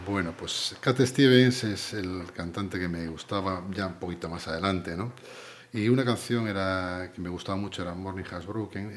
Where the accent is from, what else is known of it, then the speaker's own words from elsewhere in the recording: Pontevedra, Galicia, Spain; yo nací en Pontevedra, eh, en San Sanatorio de Santa María